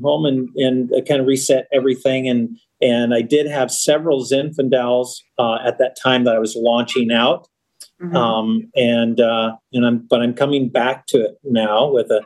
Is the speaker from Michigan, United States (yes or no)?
no; Los Angeles, California, United States; I was born in Los Angeles on Sunset Boulevard in LA. I grew up in the suburbs